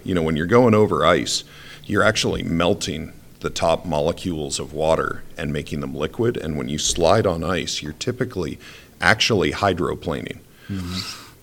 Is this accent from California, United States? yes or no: no; Rhode Island, United States; moved away as an adult; now in Idaho, United States; I grew up in Rhode Island with tons of ice